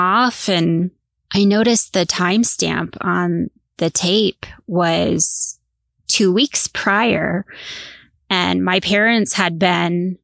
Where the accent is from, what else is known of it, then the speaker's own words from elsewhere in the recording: Northeast Coast, United States; I grew up on the Northeast Coast.